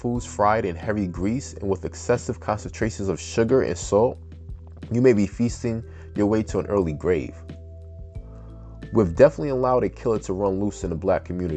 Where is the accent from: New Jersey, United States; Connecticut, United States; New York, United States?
New York, United States; Peekskill; also born or lived in Bronx, New York; I was born and raised in the Bronx until I was about 8 or 9, and then I moved a little further upstate to Westchester, New York